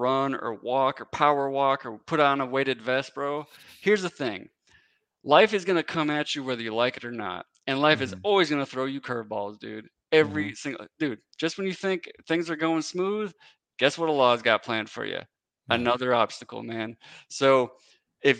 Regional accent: Wisconsin, United States; moved away as an adult; now in Tennessee, United States; So I'm originally from Wisconsin.

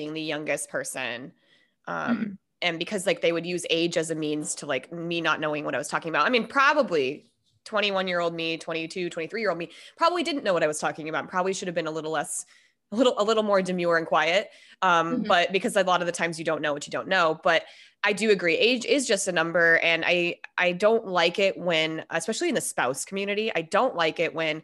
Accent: Minnesota, United States; moved away; I'm originally from Minnesota and there was a lot of tornadoes when I was a kid

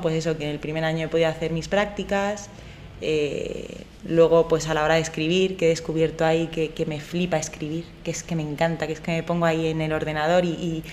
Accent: Madrid, Community of Madrid, Spain; yo soy madrileña, aunque con el corazón en Granada

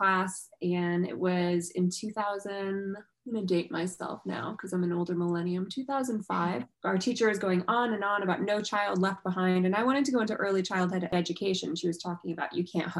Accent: New York, United States; I'm a New Yorker

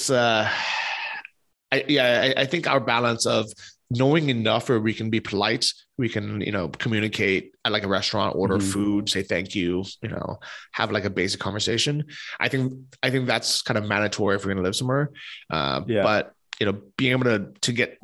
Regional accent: United States; also born or lived in Ukraine; now in Poland; we're both American holding US passports

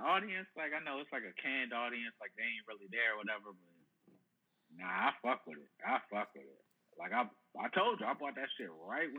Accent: Nashville, Tennessee, United States; I'm from West Nashville.

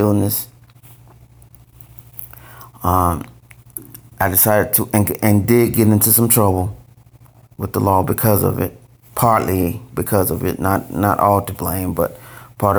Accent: Valdosta, Georgia, United States; moved away as an adult; I'm from a small city called Valdosta, Georgia, Valdosta, and that's about 4 hours south of Atlanta. And my father was in the military. My mom worked at the hospital. And so I grew up in Valdosta

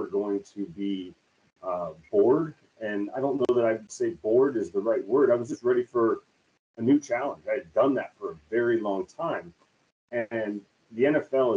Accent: St. Louis, Missouri, United States; moved away as an adult; also born or lived in Philadelphia; now in Kansas City, United States; we thought we were actually going to move back to St. Louis

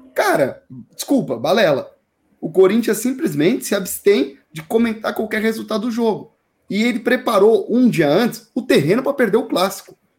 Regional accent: Barueri, São Paulo, Brazil; sou de Barueri

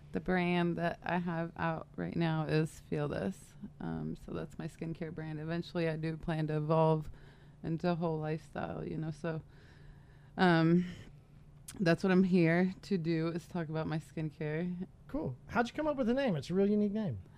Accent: San Diego, California, United States; also born or lived in Michigan; I grew up in San Diego, moved, lived in Michigan uh, throughout high school.

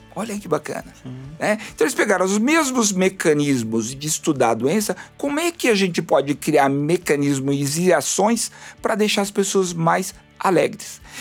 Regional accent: Rio Grande do Sul, Brazil; Eu sou do Rio Grande do Sul

